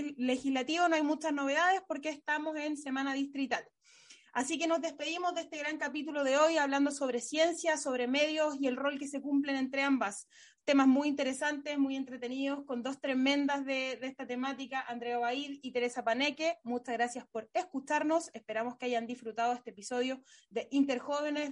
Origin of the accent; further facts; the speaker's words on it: La Serena, Coquimbo, Chile; en mi región, que soy oriunda ahí de La Serena